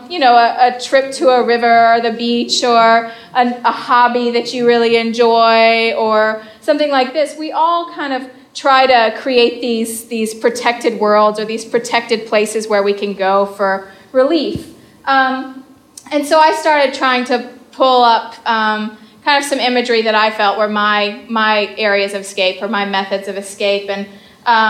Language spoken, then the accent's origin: English; the South, United States; I'm from the South. And I grew up in a fairly conservative home